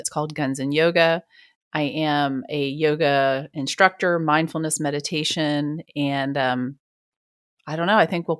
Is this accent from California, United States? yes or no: no; New Jersey, United States; also born or lived in New York; now in Wichita, United States; I was born in the Bronx and raised in New Jersey. Oh, wow. So at about first grade, my parents are hardcore New Yorkers, lots of family in New York. We moved to New Jersey, but I was always in New York